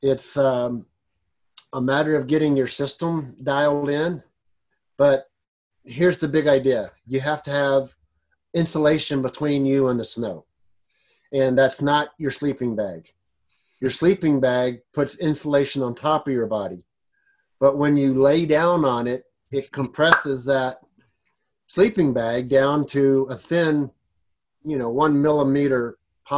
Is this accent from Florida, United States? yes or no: no; South Texas, United States; now in Colorado, United States; I grew up in South Texas